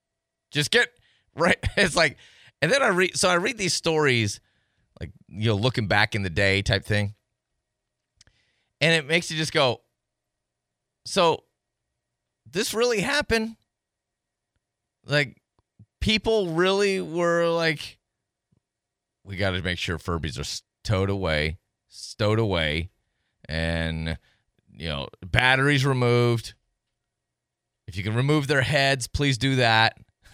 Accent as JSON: {"language": "English", "region": "Tennessee", "country": "United States", "said": "We're both from Tennessee."}